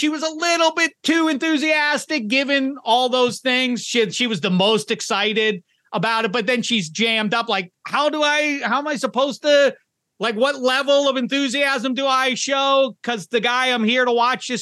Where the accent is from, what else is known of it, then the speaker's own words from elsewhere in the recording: Pittsburgh, Pennsylvania, United States; I'm from Pittsburgh.